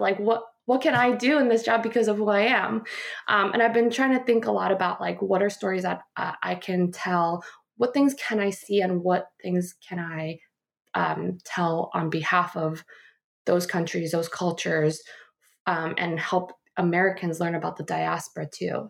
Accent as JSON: {"language": "English", "country": "Guam", "tie": "born or raised there", "also_born_or_lived": "Seoul, South Korea / Warren, Ohio / Phoenix, Arizona", "moved": "as an adult", "said": "I grew up in Guam"}